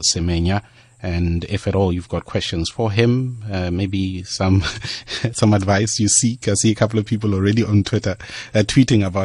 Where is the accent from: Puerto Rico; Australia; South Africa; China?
South Africa; Pretoria, Gauteng; I'm from Pretoria